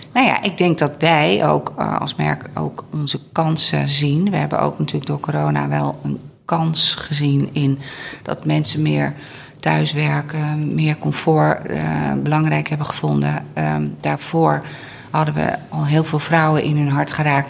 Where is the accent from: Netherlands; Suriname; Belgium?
Netherlands; Veluwe, Gelderland; moved away; in de omgeving waar ik zelf ook vandaan kom. Oh. Eh, de Veluwe.